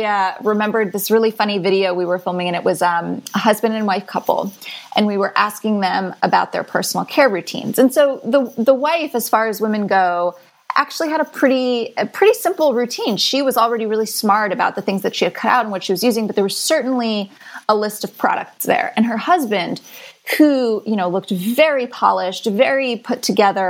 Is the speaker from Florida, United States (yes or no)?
yes; Florida, United States; I grew up in Florida.